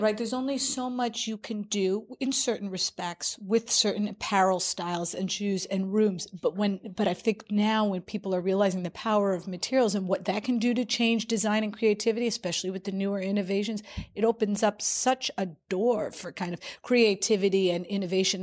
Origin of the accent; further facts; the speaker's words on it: New York, United States; as a New Yorker